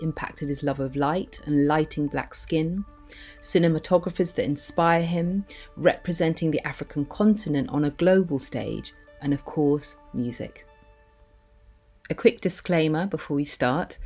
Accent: London, United Kingdom; As a child growing up in London

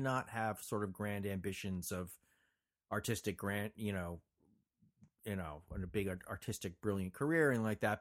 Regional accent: Montclair, New Jersey, United States; moved away as an adult; now in Los Angeles, United States; I was born and raised in New Jersey, lived in Los Angeles now for 35 years longer.

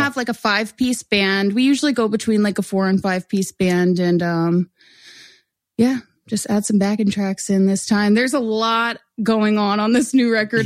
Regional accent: Oreland, Pennsylvania, United States; born or raised there

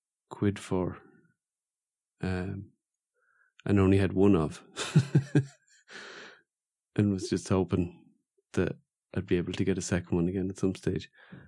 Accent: Ireland; I'm from Ireland.

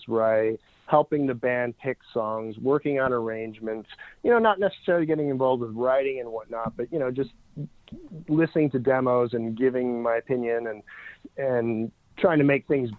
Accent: Canada; I'm Canadian

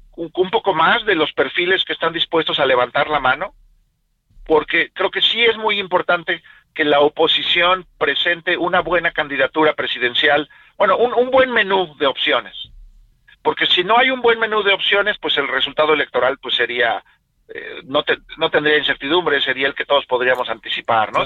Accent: Mexico; a mí como ciudadano mexicano

